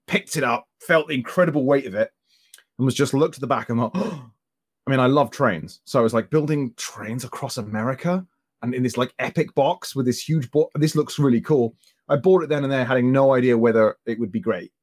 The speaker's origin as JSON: {"language": "English", "town": "Croydon", "region": "London", "country": "United Kingdom", "tie": "born or raised there", "said": "my hometown in Croydon"}